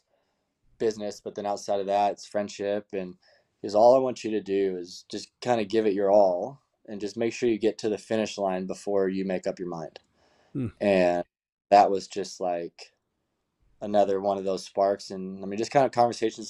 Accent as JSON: {"language": "English", "town": "Marietta", "region": "California", "country": "United States", "tie": "born or raised there", "said": "my hometown in Marietta, California"}